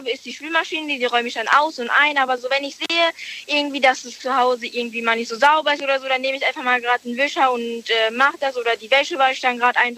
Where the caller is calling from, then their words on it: Merkelbach, Rhineland-Palatinate, Germany; Aus Merkelbach.